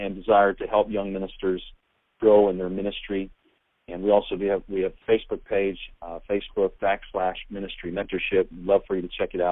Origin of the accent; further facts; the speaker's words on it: Minnesota, United States; I was raised in Minnesota, and I grew up in a Saints home